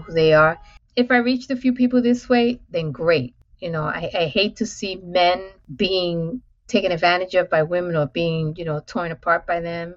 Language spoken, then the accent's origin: English; New York City, New York, United States; I'm born and raised in Manhattan, in New York City, in public housing, affectionately known as the Projects